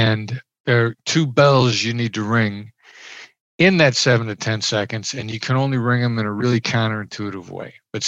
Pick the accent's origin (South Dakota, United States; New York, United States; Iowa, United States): Iowa, United States; I grew up in Iowa. I'm a small town Iowa boy. I know the accent doesn't sound like it, but I grew up in small Midwestern town.